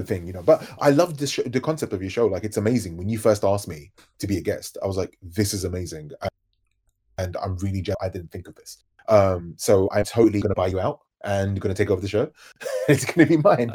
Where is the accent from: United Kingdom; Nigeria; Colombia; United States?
United Kingdom; London; as you can probably tell by my accent, I'm from London.